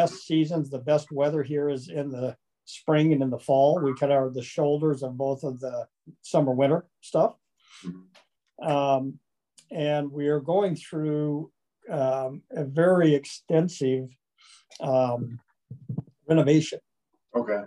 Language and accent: English; Kansas, United States; now in Arizona, United States; I'm from Kansas originally, so I'm a Flatlander.